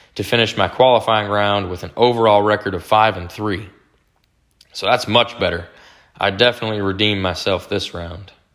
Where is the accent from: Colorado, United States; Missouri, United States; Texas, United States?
Texas, United States; Dallas; my hometown Dallas